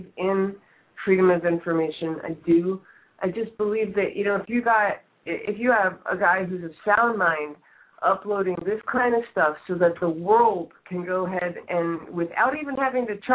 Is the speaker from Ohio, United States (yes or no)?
no; Sandy Hook, Connecticut, United States; I grew up in Sandy Hook, Connecticut. This was our hometown